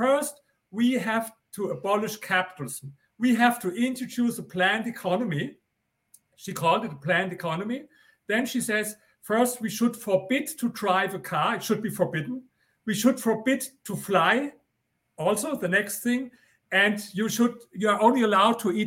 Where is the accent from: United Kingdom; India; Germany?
Germany; accent: German; English is a second language; I come from Germany.